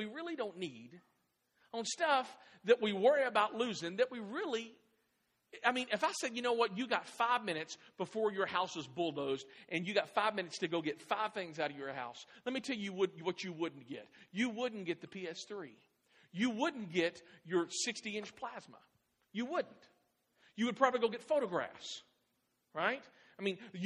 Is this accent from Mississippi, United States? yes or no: no; Clarksville, Tennessee, United States; moved away; also born or lived in Midwest; when we moved from the Midwest to Clarksville. I was born here. And we moved back to Clarksville in 2006